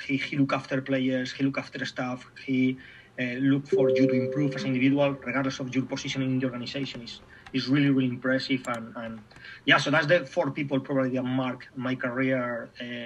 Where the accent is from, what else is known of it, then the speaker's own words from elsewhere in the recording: Spain; English is a second language; moved away as an adult; also born or lived in Germany / England / Scotland; from Spain, weather, food, family, friends